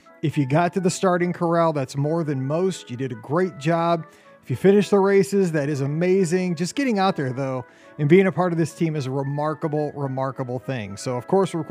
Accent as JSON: {"language": "English", "region": "Midwest", "country": "United States", "said": "somebody from the Midwest"}